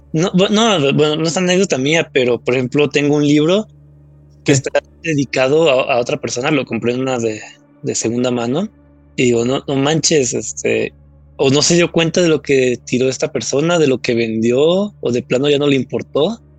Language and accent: Spanish; Mexico; los mexicanos